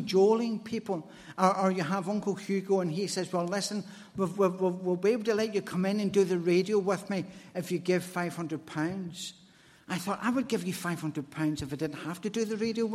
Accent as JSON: {"language": "English", "town": "Glasgow", "region": "Scotland", "country": "United Kingdom", "said": "as a Glaswegian"}